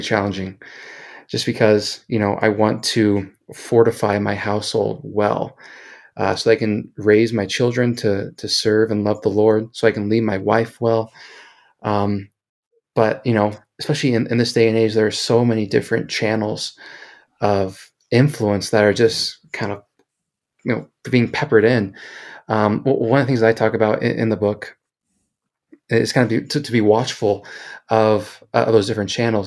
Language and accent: English; Kansas City, Missouri, United States; now in Salt Lake City, United States; originally from Kansas City, so I'm a, a big barbecue and Kansas City sports guy